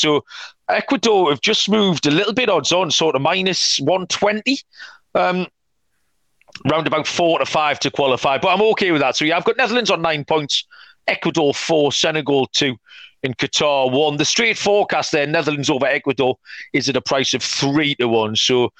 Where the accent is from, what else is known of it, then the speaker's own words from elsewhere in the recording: England, United Kingdom; It should be England, and obviously we're both English.